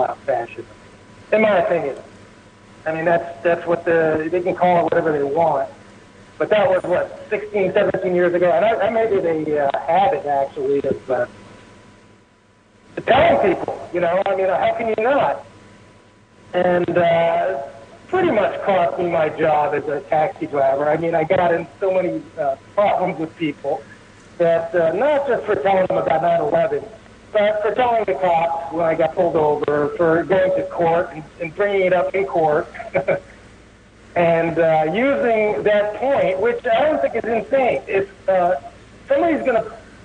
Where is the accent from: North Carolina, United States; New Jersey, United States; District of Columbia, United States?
New Jersey, United States; moved away; also born or lived in Portland; I'm originally from New Jersey, and I moved to Portland, and I drove a night taxi in Portland for 7 years